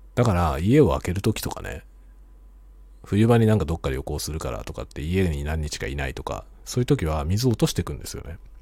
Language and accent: Japanese; Tokyo, Japan; now in Hokkaido, Japan; 僕は元々が東京人なんで